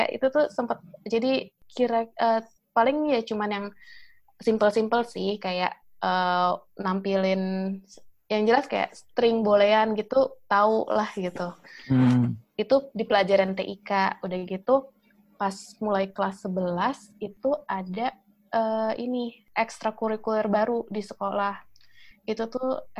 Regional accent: Jakarta, Indonesia; oh kalau asli sih dari Jakarta oh asli Jakarta uh, eh, merumah di Jakarta tapi uh, kalau orang tua dua-duanya sih Pandeglang Banten.

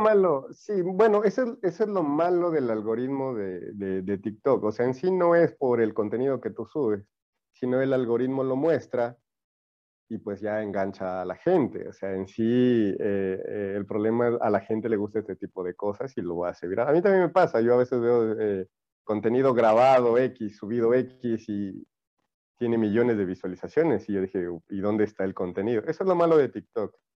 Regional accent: El Carmen, Manabí, Ecuador; also born or lived in Chone; now in Loja, Ecuador; yo soy de Manaví, yo soy manavita. yo, nací en, eh, yo nací en el Carmen.

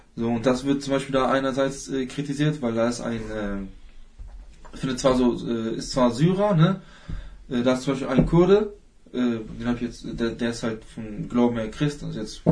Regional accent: Hanover, Lower Saxony, Germany; ich komme komm aus Hannover

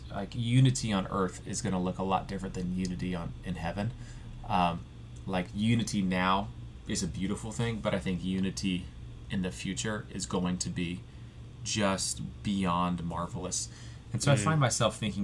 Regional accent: United States; I am an American

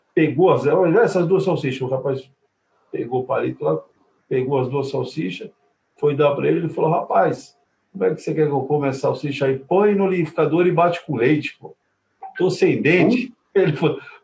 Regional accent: ABC Paulista, São Paulo, Brazil; eu sou aqui do ABC

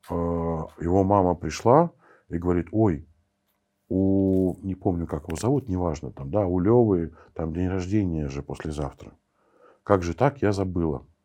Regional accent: Armenia; я, я армянин, и я в армянской сети

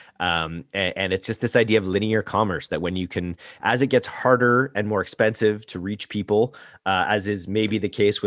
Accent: Canada; I'm Canadian

